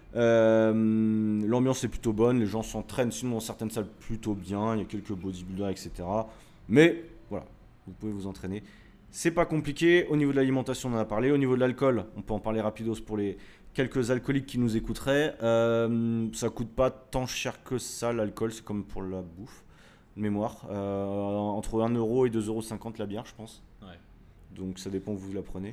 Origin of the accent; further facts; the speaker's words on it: France; on est français